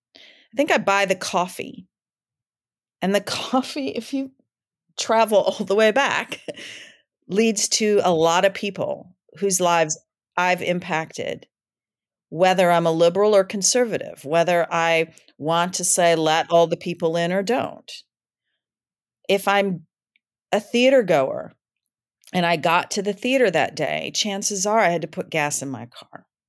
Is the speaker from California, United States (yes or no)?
no; Michigan, United States; now in Brooklyn, United States; I'm from Michigan, and I, um, I live in Brooklyn